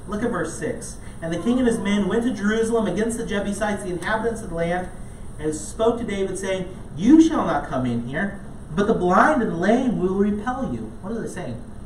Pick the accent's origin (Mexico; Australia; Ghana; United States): Ghana; moved away; growing up in Ghana, a lot of times um, I was part of um, different small league soccer teams